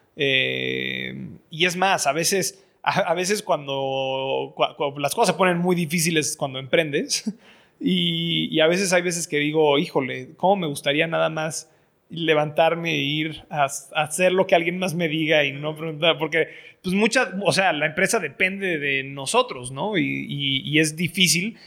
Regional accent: Mexico; moved away; soy, mexicano, estoy educado en el extranjero

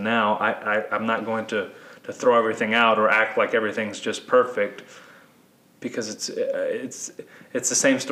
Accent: United States; we as American Christians

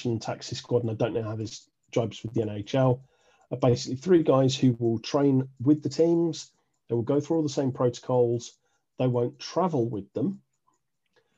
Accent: United Kingdom

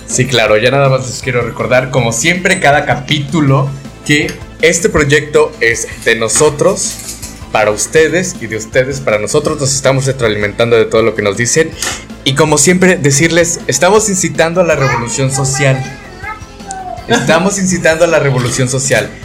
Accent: Veracruz, Mexico; Soy veracruzano, soy jarocha

